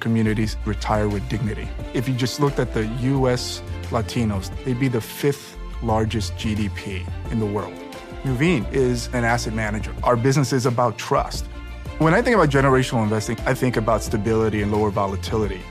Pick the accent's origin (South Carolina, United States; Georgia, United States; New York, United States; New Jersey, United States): New York, United States; New York City; I grew up in Washington Heights in Inwood